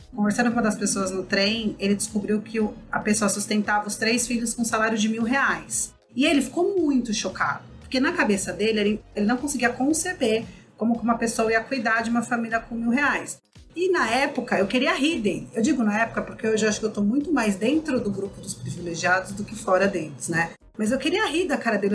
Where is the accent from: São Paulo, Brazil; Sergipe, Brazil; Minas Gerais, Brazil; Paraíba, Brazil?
São Paulo, Brazil; Eu nasci e cresci em comunidades periféricas ali na Zona Leste